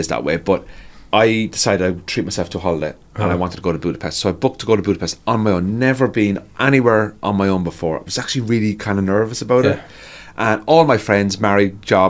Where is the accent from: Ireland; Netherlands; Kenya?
Ireland; Cork, Munster; now in Northern Ireland, United Kingdom; I'm just from Cork